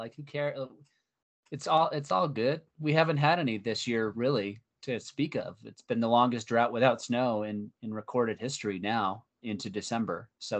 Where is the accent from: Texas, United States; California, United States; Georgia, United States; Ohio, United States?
Texas, United States; Mission; now in Colorado, United States; I celebrate Texas Christmas, which is a little different because where I grew up was down in Mission in the Rio Grande Valley, Mission in McAllen, Texas.